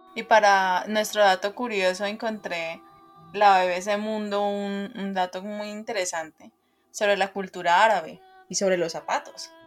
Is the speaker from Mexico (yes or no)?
no; Colombia; nosotros como colombianos